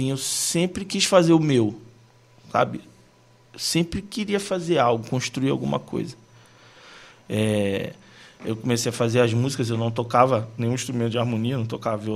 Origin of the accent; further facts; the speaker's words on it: Nova Iguaçu, Rio de Janeiro, Brazil; Eu venho de Nova Iguaçu, cara, um bairro pequeno de Nova Iguaçu, sim, as igrejas muito, muito humildes.